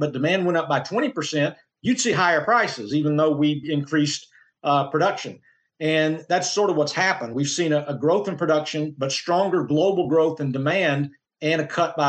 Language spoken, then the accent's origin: English; Oklahoma, United States; I come from Oklahoma as well.